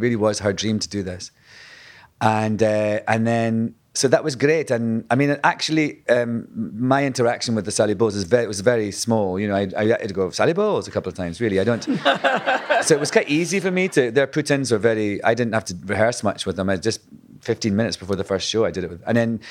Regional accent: Scotland, United Kingdom; when I was at drama school, being Scottish, I was... told then, kind of an archaic sort of way, that I would never work unless I, you know, learned how to speak in RP, received posh English, basically. So from the word go, I had to learn how to lose my accent

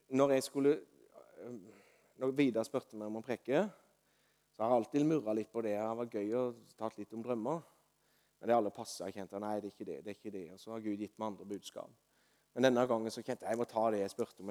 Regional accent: Osedalen, Agder, Norway; i Osedalen, der jeg vokste opp. I leiligheten der jeg vokste opp som gutt.

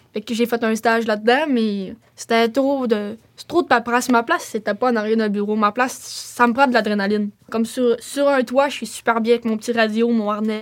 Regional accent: Roberval, Quebec, Canada; also born or lived in Mashteuiatsh / Lac-Saint-Jean area; je suis née à Roberval. Euh, j'habitais là avec mon père, puis euh, ça, a fait, euh, ça fait un bon bout, puis après ça, je suis déménagée à Matabichouan

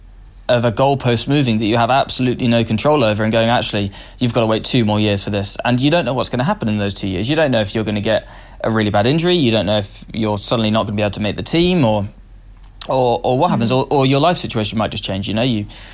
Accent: United Kingdom; as I think as a Brit at the moment

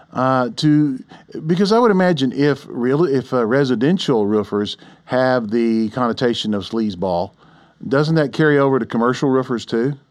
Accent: Oklahoma City, Oklahoma, United States; I grew up here in Oklahoma City

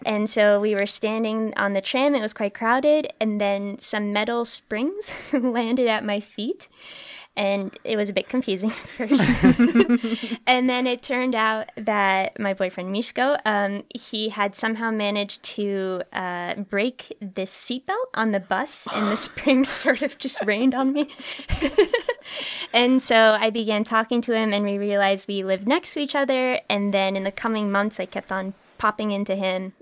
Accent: New Hampshire, United States; moved away; I'm from New Hampshire and we have really delicious maple syrup

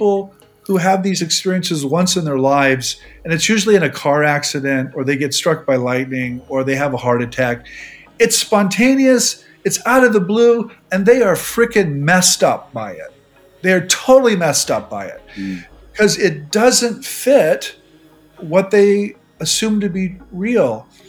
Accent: Nebraska, United States; moved away; I grew up in Nebraska

